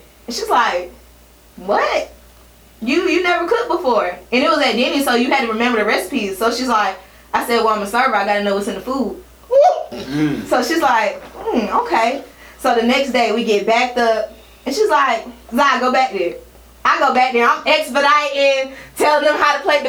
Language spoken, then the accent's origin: English; Washington, District of Columbia, United States; moved away as an adult; also born or lived in Maryland; I'm from DC though. I'm from Washington, DC. That's where I like grew up